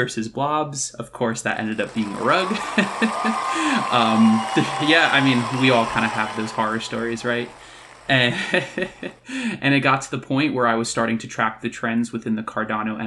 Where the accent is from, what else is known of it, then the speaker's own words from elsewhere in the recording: New Jersey, United States; now in Colorado, United States; I'm originally from New Jersey, born and raised, but I now live in Colorado